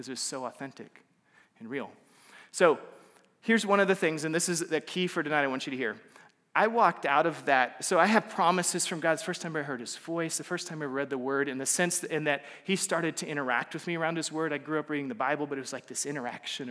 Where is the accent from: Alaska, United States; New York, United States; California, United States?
Alaska, United States; moved away as an adult; also born or lived in Central Texas / Waco, Texas; I grew up in Alaska. I'm not Alaskan, but I grew up in Alaska